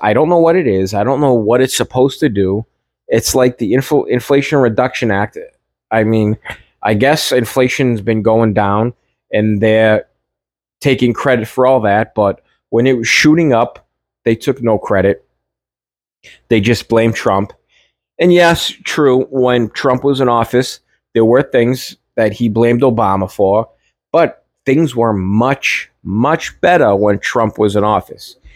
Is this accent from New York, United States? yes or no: no; Everett, Massachusetts, United States; now in Melrose, United States; I'm from Everett, always to the bones from Everett, but I live in Melrose.